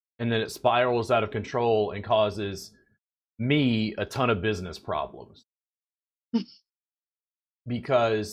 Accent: South Louisiana, United States; now in Austin, United States; I grew up in South Louisiana

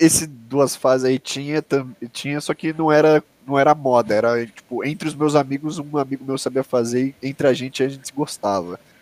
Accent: Brazil; eu falava que era do Brasil

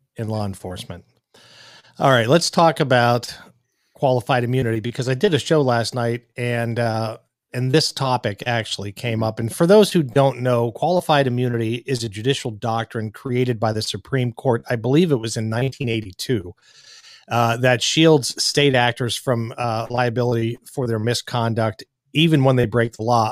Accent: Pittsburgh, Pennsylvania, United States; I was born and raised in Pittsburgh

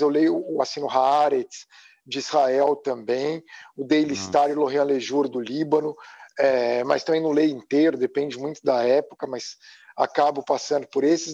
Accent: São Paulo, Brazil; moved away as an adult; now in United States; E eu cresci nos Jardins, em São Paulo

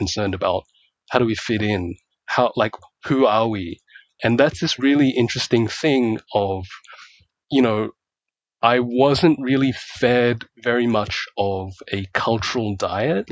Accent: Australia; also born or lived in Malaysia; And I grew up in Australia

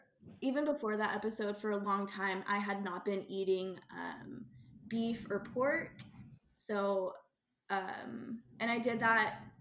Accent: Texas, United States; I grew up in Texas, which is like the capital of barbecue.

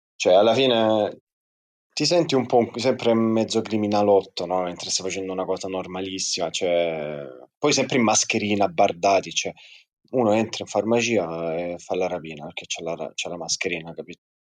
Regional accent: Lecce, Apulia, Italy; ve la dico pure in dialetto, tanto siamo tutti di Lecce

